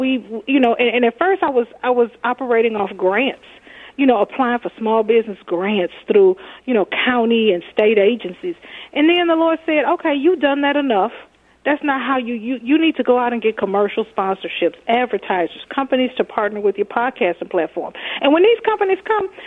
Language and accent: English; Texas, United States; now in Minnesota, United States; I'm from Texas